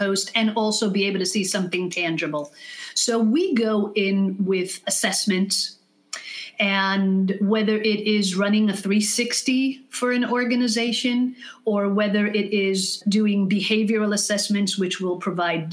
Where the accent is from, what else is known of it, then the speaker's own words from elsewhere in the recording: Israel; first language English; moved away as an adult; now in United States; having been born here and English being my mother tongue and moving to Israel when I was 6 years old